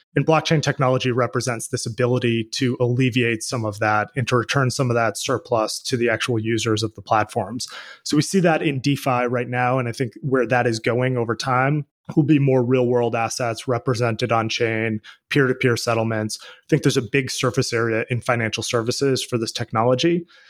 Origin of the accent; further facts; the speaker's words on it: Boston, Massachusetts, United States; I grew up in Boston, where I live now